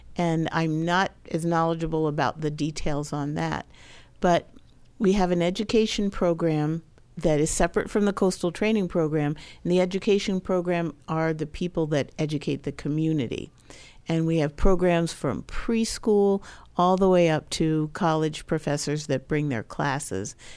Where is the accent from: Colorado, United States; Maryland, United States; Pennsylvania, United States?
Maryland, United States; moved away; I grew up in Maryland